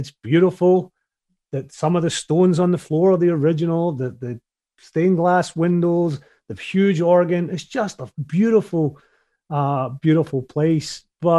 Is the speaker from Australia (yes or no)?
no; Paisley, Scotland, United Kingdom; I think most people in my generation, the one thing that we do remember growing up is there were no iPhones